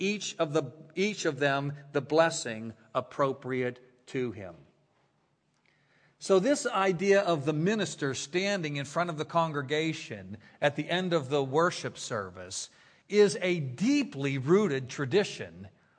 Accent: Beaver Falls, Pennsylvania, United States; moved away as an adult; also born or lived in Pittsburgh / Philadelphia / Washington, D.C. / San Diego; now in Orlando, United States; Joe Namath is from my hometown

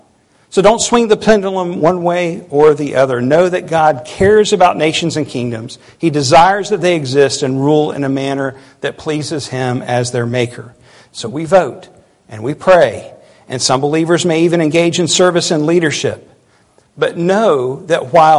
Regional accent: United States; our country

